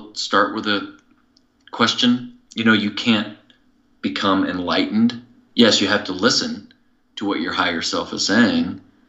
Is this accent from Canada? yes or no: no; Midwest, United States; I grew up in the Midwest